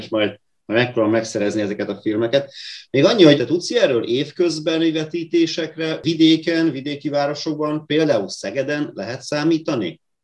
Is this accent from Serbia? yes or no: yes; Vojvodina, Serbia; moved away as an adult; also born or lived in Pécs, Hungary; now in Hungary; Én vajdasági kisebbségként, mikor Magyarországra költöztem a Pécsi Egyetemen